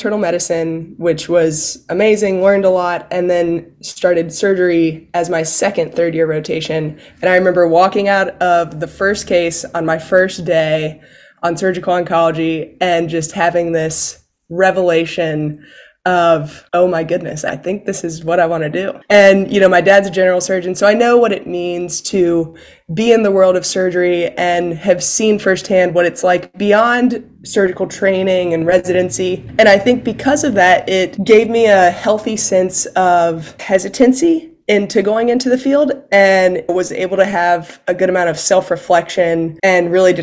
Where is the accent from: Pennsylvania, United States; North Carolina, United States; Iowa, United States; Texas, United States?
North Carolina, United States; Elizabeth City; moved away as an adult; now in Atlanta, United States; I am originally from North Carolina, grew up in a small town called Elizabeth City that is close to the Outer Banks